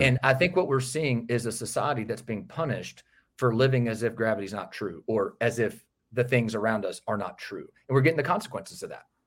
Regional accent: outside Nashville, Tennessee, United States; just outside of Nashville, Tennessee. born and raised in that area

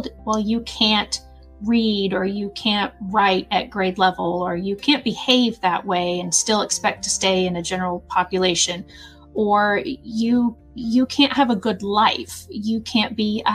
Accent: Southern Illinois, United States; I'm from Southern Illinois

